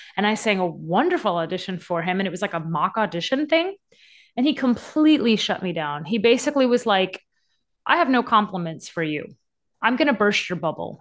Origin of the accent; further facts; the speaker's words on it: Louisiana, United States; I grew up in Louisiana.